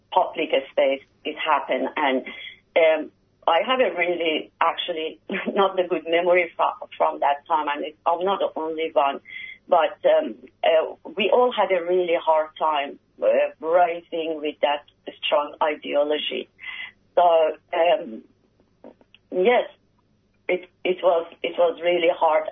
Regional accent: Tehran, Tehran Province, Iran; moved away as an adult; also born or lived in Melbourne, Australia; now in Australia; I was born in Tehran a year after the Islamic Revolution

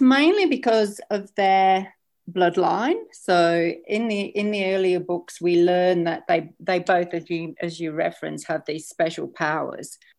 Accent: England, United Kingdom; now in Australia; I'm English by birth

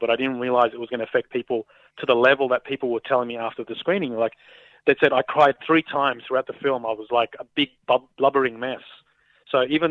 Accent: Sydney, New South Wales, Australia; I grew up not far from there myself, so in the same surrounding suburbs within minutes

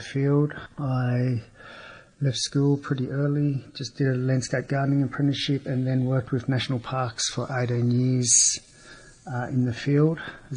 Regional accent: Bega, New South Wales, Australia; I grew up here in Bega

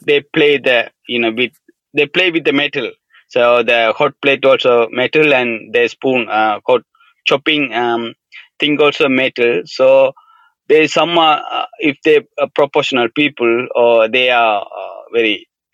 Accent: Sri Lanka; moved away as an adult; I grew up in Sri Lanka, a very small village, and until I left country

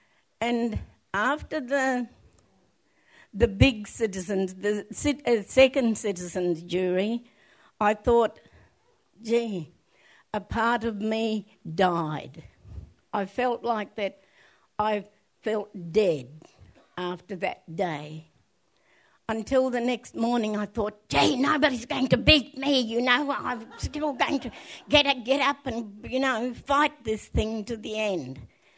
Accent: South Australia, Australia; from the Adnyamatna people

